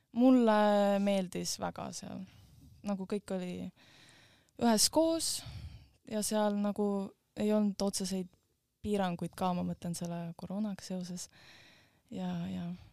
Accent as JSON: {"language": "Estonian", "country": "Estonia", "said": "ma olen ka Eestist"}